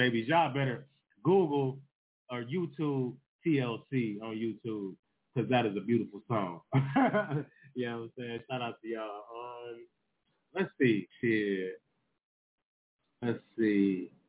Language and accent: English; Detroit, Michigan, United States; I'm from Detroit.